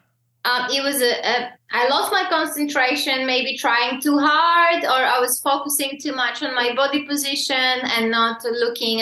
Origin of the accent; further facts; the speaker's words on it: Greece; moved away; also born or lived in Slovakia; Slovakian, and I grew up in Greece.